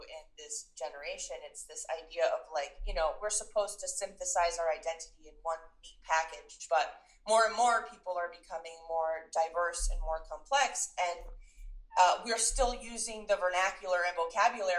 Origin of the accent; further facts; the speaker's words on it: New York, United States; also born or lived in Venezuela / United Kingdom; I'm from New York, and yes, that I'm American, but like I feel more New Yorker